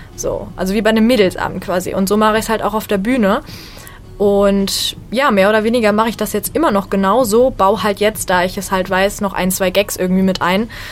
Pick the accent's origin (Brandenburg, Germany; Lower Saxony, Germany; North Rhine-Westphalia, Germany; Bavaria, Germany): North Rhine-Westphalia, Germany; Bonn; ich bin Stand-Up-Comedian und ich komme aus Bonn